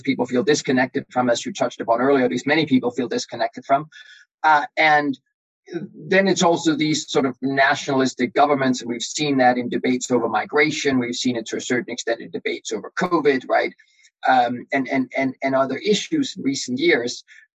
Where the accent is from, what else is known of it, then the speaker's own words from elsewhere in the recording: Denmark; I'm European myself. I'm from Denmark.